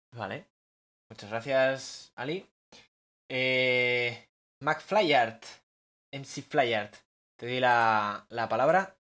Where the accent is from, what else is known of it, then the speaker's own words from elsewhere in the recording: Bilbao, Basque Country, Spain; soy de Bilbao